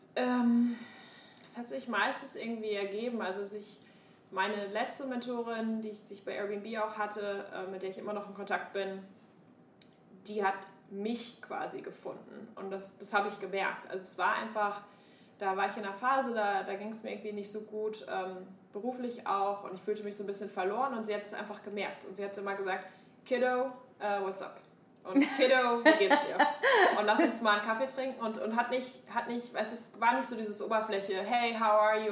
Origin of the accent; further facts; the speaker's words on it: Münster, North Rhine-Westphalia, Germany; moved away as an adult; also born or lived in Hamburg; now in United States; meiner Heimatstadt Münster